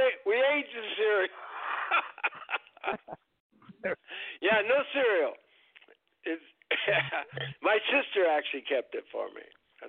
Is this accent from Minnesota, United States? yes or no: yes; Minneapolis, Minnesota, United States; born there; I was born in Minnesota, Minneapolis.